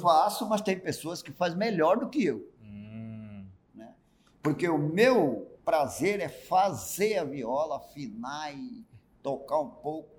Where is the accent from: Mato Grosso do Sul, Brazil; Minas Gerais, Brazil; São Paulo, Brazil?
Mato Grosso do Sul, Brazil; Chico Leite, Pantanal; also born or lived in Corumbá / Ladário; O lugar onde eu nasci se chamava antigamente Chico Leite, na margem do Rio Paraguai, bem no miolinho do Pantanal